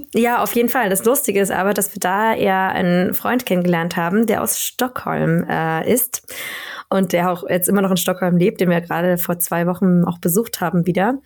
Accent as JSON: {"language": "German", "region": "Berlin", "country": "Germany", "also_born_or_lived": "Spain", "moved": "as an adult", "lives_now": "Sweden", "said": "ich bin ja ähm, kurz vor der Wende geboren in mhm. Ostberlin also ich komme aus Berlin, aber Berlin-Friedrichshain geboren"}